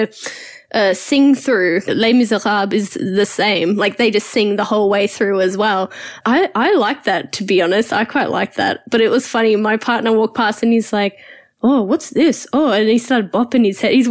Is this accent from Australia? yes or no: yes; Australia; Us growing up in Australia